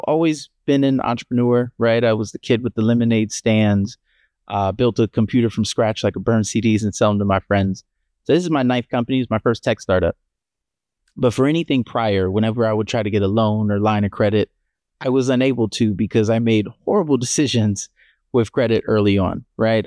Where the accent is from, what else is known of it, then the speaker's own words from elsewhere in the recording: Columbia, Maryland, United States; also born or lived in Pittsburgh, Pennsylvania / Miami, Florida; now in Buffalo, United States; growing up in Columbia, Maryland, where we grew up, and being born in Pittsburgh